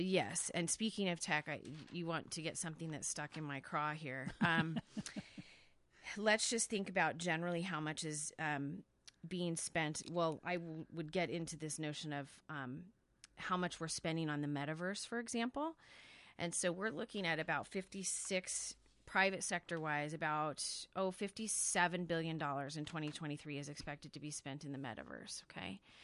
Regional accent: Salinas, California, United States; moved away; where I grew up in California

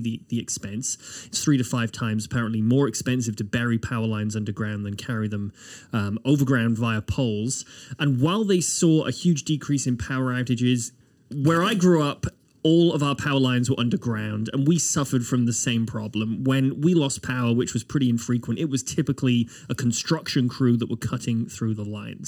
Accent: United Kingdom; now in Nova Scotia, Canada; as a Brit

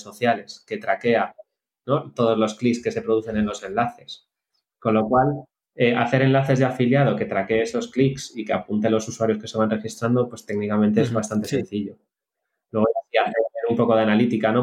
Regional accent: Spain; somos todos españoles

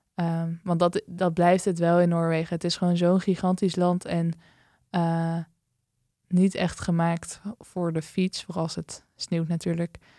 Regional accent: Netherlands; dat ik uit Nederland kwam

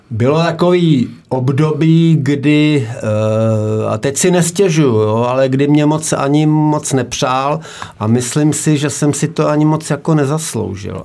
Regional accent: Nová Paka, Hradec Králové Region, Czechia; moved away as an adult; also born or lived in Prague; Já pocházím z Nový Paky, z Podkrkonoší, že jo, tam jsem, tam jsem nějak hrál tu pralesní soutěž ještě do vojny

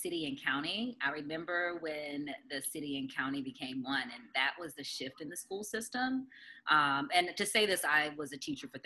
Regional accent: Durham, North Carolina, United States; I grew up in country Durham in the county, off a dirt road before RTP was built.

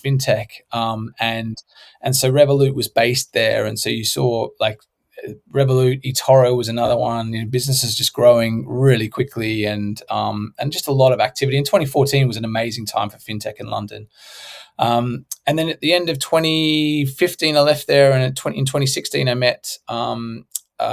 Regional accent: Australia; I'm from Australia

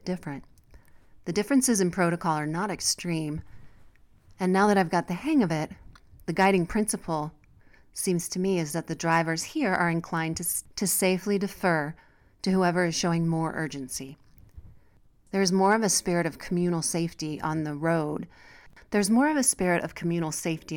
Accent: United States; moved away as an adult; now in Mexico; As an American who is unused to guns, especially in everyday life

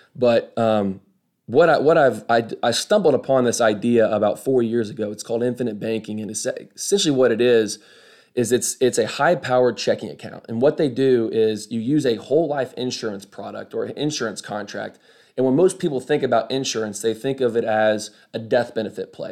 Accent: Kokomo, Indiana, United States; moved away as an adult; also born or lived in Arkansas; now in Birmingham, United States; I was born and raised in Kokomo, Indiana.

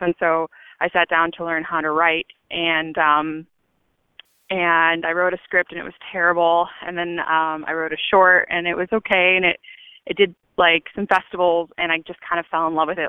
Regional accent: Chico, California, United States; moved away as an adult; now in Los Angeles, United States; I'm from Chico, California, and um, I moved to LA to go to the American Academy of Dramatic Arts

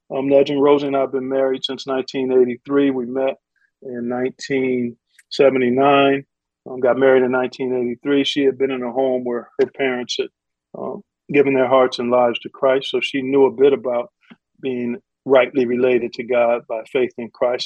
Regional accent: Cleveland, Ohio, United States; by December, I'm doing a handful of Cleveland State University games on a local television station up in Cleveland, my hometown

